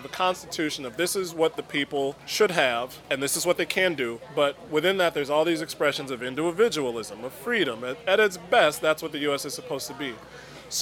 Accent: Chicago, Illinois, United States; I'm from South Shore

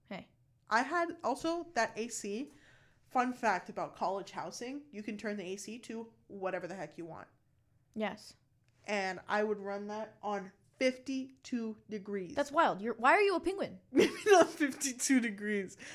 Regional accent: Naples, Florida, United States; born or raised there

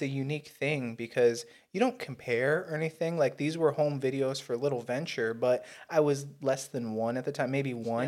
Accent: United States; We're both American.

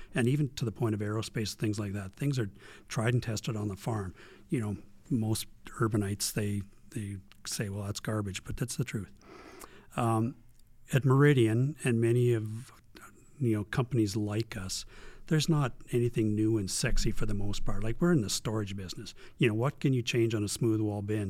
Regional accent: Strome, Alberta, Canada; now in Camrose, Canada; I was raised in Strome, Alberta, small town, small town Strome.

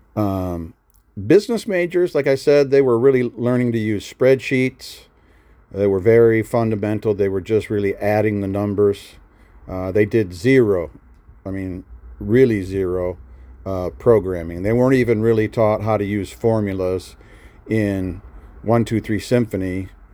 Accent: Nebraska, United States; moved away as an adult; I was from Nebraska

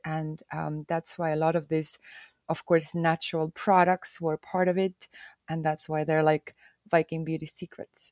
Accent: Hiiumaa, Hiiu County, Estonia; I am from Estonia, more so from the island of Hioma

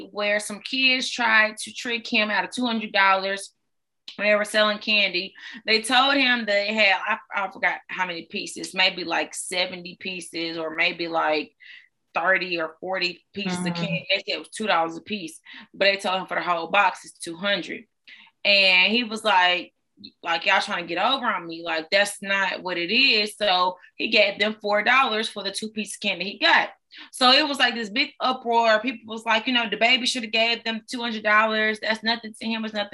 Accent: Greenville, South Carolina, United States; I'm from Greenville, South Carolina.

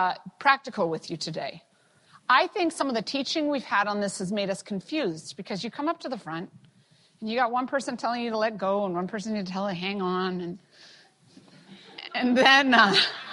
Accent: Canada; being a Canadian

